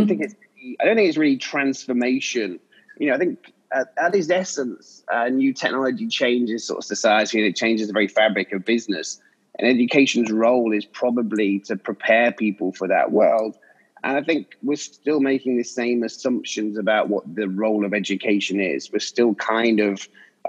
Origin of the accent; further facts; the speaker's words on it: English countryside, England, United Kingdom; I grew up in English countryside.